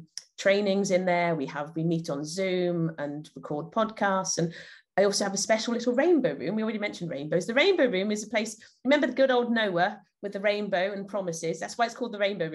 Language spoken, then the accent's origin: English; Llanelli, Wales, United Kingdom; I'm from Llanelli in South Wales in the UK.